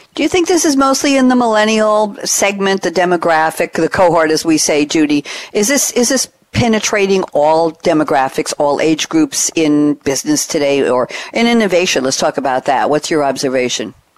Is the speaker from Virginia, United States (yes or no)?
no; New York, United States; moved away; I'm formerly from New York